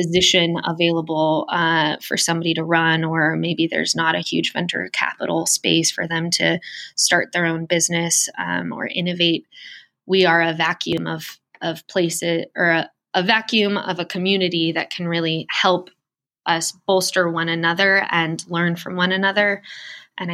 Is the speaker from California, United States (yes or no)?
yes; San Diego, California, United States; now in Columbus, United States; I'm actually from San Diego originally. I was in Darrell Issa's district most of my life.